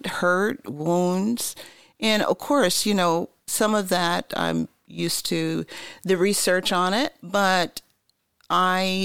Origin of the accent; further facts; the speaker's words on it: Long Island, New York, United States; moved away as an adult; now in Columbus, United States; I come from Long Island, New York, and I've been here now almost 20 years.